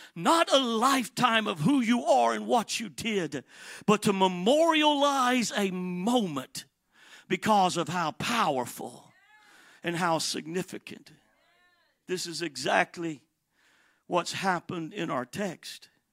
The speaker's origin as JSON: {"language": "English", "town": "Atlanta", "region": "Georgia", "country": "United States", "also_born_or_lived": "Miami, Florida / San Bernardino, California", "said": "I am from Atlanta, Georgia"}